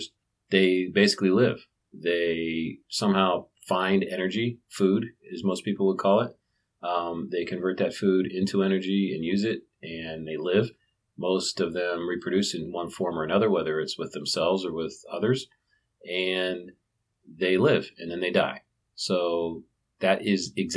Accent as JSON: {"language": "English", "town": "Canton", "region": "Ohio", "country": "United States", "tie": "born or raised there", "also_born_or_lived": "Wheeling, West Virginia", "said": "I was born in Wheeling, West Virginia, and I grew up in Canton, Ohio"}